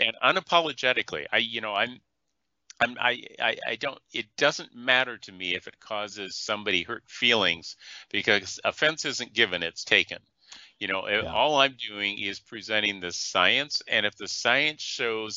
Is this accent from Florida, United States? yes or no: no; Iowa, United States; the size city I grew up in Iowa